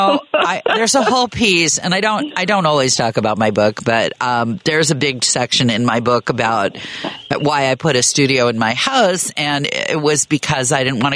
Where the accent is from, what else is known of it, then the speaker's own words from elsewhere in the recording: Manhattan, Kansas, United States; Have I mentioned that I'm from Manhattan, Kansas?